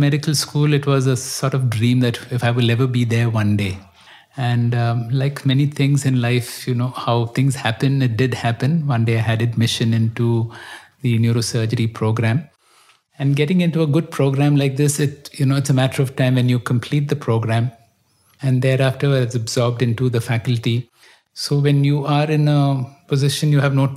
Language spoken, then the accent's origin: English; Bangalore, Karnataka, India; I grew up in Bangalore.